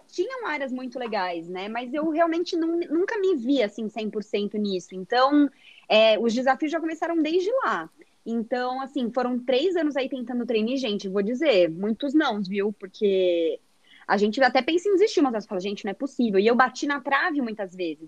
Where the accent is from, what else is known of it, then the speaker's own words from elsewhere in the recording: São José dos Campos, São Paulo, Brazil; moved away as an adult; eu nasci aqui em São Paulo também, mas eu morei a minha vida toda no interior, em São José dos Campos